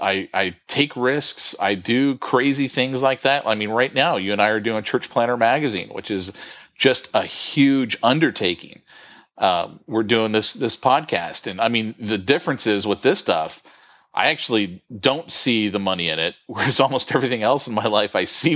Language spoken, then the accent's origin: English; San Francisco Bay Area, California, United States; moved away as an adult; now in Southern California, United States; I grew up in the San Francisco Bay Area